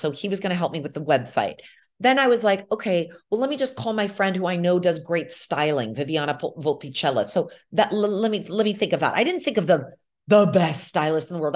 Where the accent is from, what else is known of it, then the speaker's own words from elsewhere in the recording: United States; moved away as an adult; now in Milan, Italy; my experience growing up in America